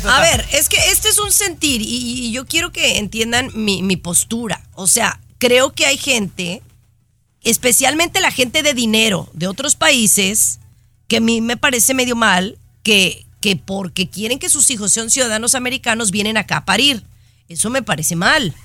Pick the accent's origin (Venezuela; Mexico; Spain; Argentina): Mexico; now in United States; Yo soy mexicana de nacimiento